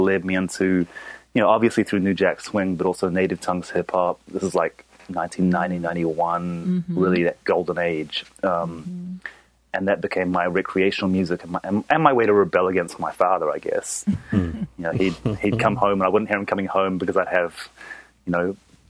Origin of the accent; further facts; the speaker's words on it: New Zealand; also born or lived in Japan; I'm originally from New Zealand. I'm half Japanese, half New Zealand. So I grew up in between those two countries pretty much.